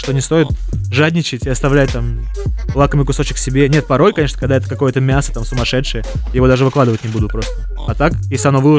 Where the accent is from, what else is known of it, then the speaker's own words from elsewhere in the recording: Zelenograd, Moscow, Russia; Я из Зеленограда, Москва. Ну, окраина Москвы, Зеленоград.